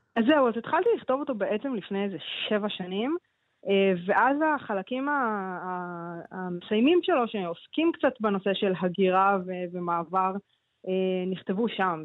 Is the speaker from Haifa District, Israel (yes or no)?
no; Ramla, Central District, Israel; also born or lived in New York; זו שפה שגדלתי ברמלה